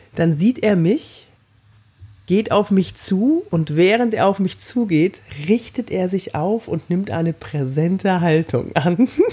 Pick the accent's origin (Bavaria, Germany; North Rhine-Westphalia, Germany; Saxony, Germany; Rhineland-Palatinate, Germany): North Rhine-Westphalia, Germany; Cologne; ich bin aus Köln